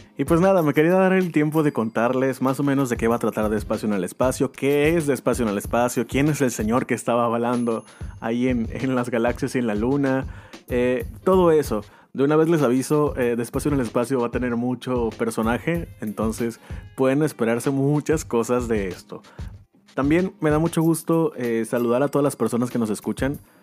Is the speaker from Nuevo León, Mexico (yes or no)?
no; Mazatlán, Sinaloa, Mexico; also born or lived in Guasave, Sinaloa; soy de aquí de Mazatlán, nacido en Guasave, Sinaloa